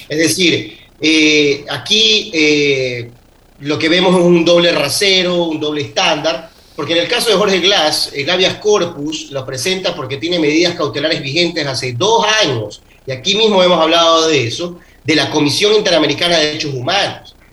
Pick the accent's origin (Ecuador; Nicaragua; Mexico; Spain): Ecuador